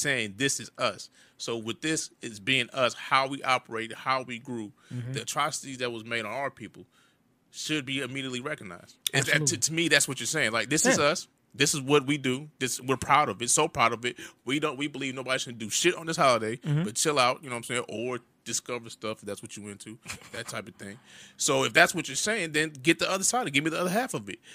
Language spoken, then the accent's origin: English; United States; I am a native Black American